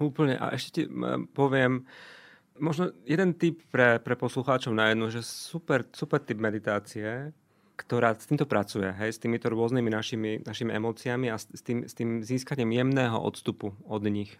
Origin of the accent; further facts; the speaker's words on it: Košice, Košice Region, Slovakia; also born or lived in Luxembourg; now in Bratislava, Slovakia; Miško je Košičan rovnako ako ja, ale my sme dvaja Košičania, ktorí museli prísť do Bratislave, aby sa stretli